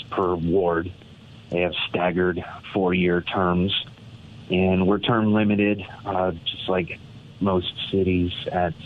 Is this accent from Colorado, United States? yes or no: yes; Niwot, Colorado, United States; I was raised in the Niwot area